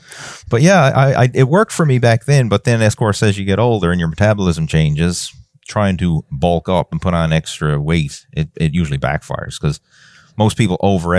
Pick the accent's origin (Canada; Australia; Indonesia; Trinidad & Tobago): Canada; Newfoundland and Labrador; because I'm from Newfoundland, which is a pretty small place, right? It's, you know, small population wise.